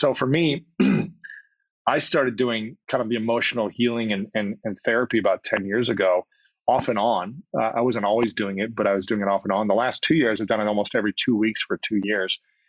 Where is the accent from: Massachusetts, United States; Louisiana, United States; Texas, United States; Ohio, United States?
Ohio, United States; I'll speak for my case as a man growing up in Ohio playing sports.